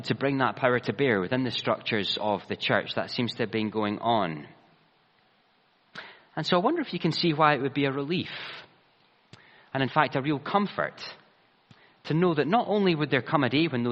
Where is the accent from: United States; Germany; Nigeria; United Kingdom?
United Kingdom; Ayrshire, Scotland; the church I grew up in Ayrshire